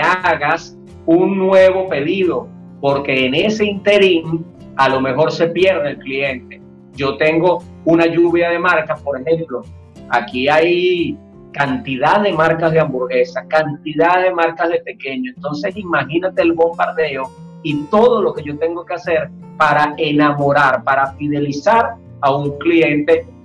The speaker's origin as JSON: {"language": "Spanish", "country": "Venezuela", "said": "yo como venezolano"}